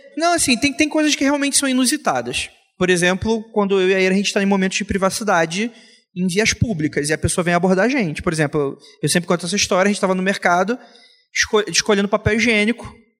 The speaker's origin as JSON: {"language": "Portuguese", "region": "Rio de Janeiro", "country": "Brazil", "said": "Eu, eu venho do Rio de Janeiro"}